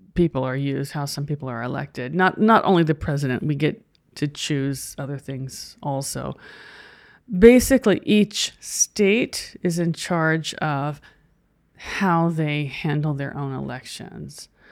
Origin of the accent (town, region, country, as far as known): United States